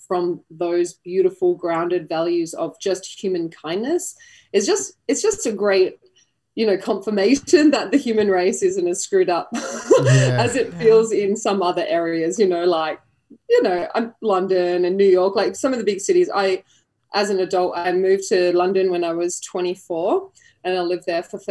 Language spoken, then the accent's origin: English; Geraldton, Western Australia, Australia; moved away; I was born in a very small country town called Geraldton on the west coast of Australia